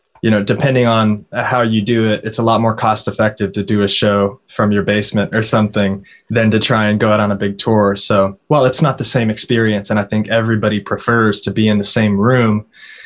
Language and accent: English; Purcell, Oklahoma, United States; now in Nashville, United States; it's a small town in the middle of Oklahoma. You know, I spent my entire childhood there